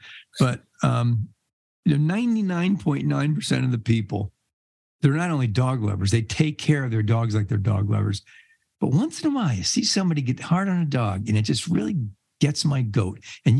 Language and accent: English; New York City, New York, United States; born there; also born or lived in New Jersey; I was born in New York City. A lot of people don't know that. I was born in one of the five boroughs, Staten Island. I still got it in me a little bit. Then I moved to Jersey, and I lived in Jersey